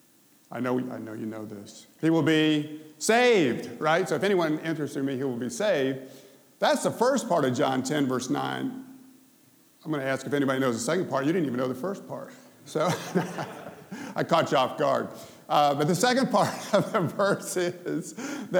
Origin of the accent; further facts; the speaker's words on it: Memphis, Tennessee, United States; I'm from Memphis